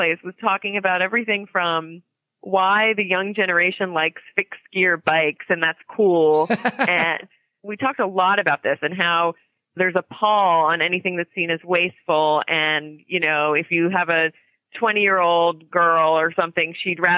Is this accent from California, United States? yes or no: no; Media, Pennsylvania, United States; I had this wonderful kind of a very idyllic childhood growing up in Media, which is a really unique little place